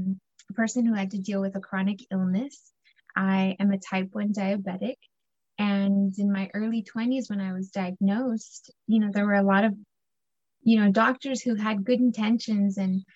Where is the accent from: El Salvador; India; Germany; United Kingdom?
El Salvador; I just knew we're from El Salvador because we eat plátanos, frijoles, queso duro, y pan francés, you know?